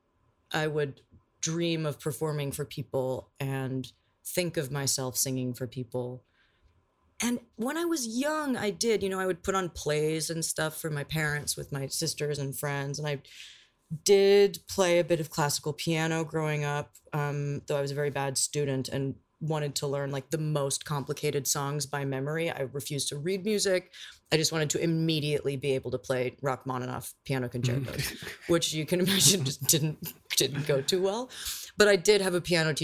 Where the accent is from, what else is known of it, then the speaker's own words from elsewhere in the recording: New York City, New York, United States; also born or lived in Canada; now in Los Angeles, United States; I was born out here, but then I grew up between New York City and Canada.